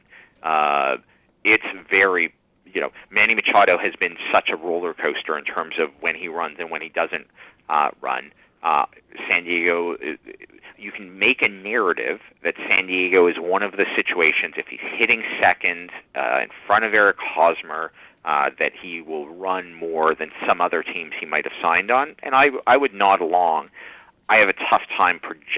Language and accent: English; Canada; I'm also Canadian.